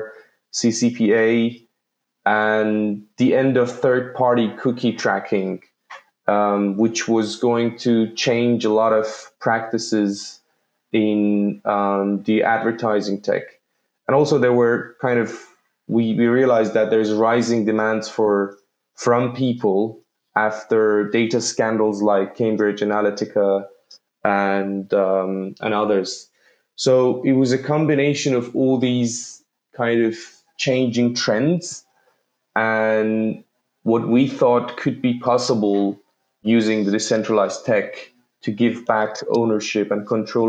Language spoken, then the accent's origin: English; Tehran, Tehran Province, Iran; moved away; also born or lived in Malaysia / Belgium; I grew up in Tehran, Iran